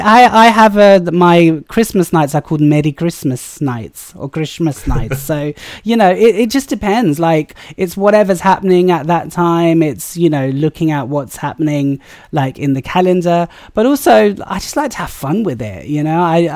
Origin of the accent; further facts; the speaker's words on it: United Kingdom; I think the best thing I say about being British South Asian is that you get to celebrate all the different sort of religions that, you know, culturally and ethnically we come from.